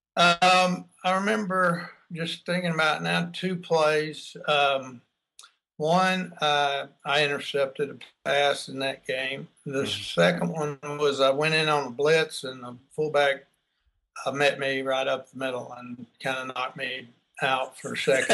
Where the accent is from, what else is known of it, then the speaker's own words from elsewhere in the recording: Texas, United States; also born or lived in Baton Rouge, Louisiana; growing up here in Texas, um, back then, we, this was in the, you know, well, I was in high school during the early 70s